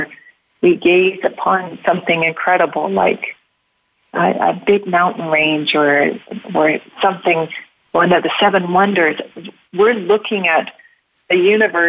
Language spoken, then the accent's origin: English; Canada; being Canadian and being born near the forest